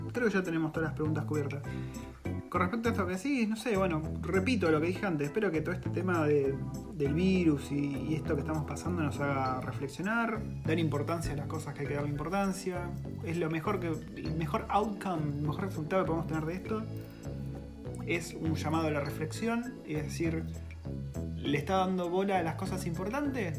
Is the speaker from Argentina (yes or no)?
yes; Argentina; moved away as an adult; now in New Zealand